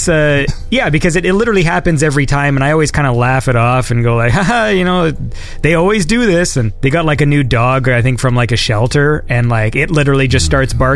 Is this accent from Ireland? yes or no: no; Ontario, Canada; my hometown, 20 minutes away, there was like the last drive-in in Ontario